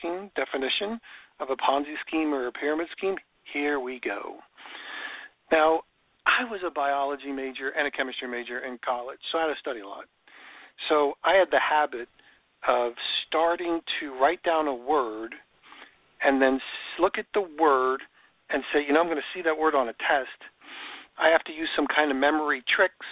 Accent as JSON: {"language": "English", "region": "New York", "country": "United States", "tie": "born or raised there", "moved": "yes", "lives_now": "Florida, United States", "said": "I grew up in New York"}